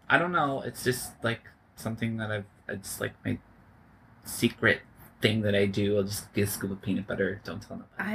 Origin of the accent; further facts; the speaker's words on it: Cocoa Beach, Florida, United States; moved away; I am from Florida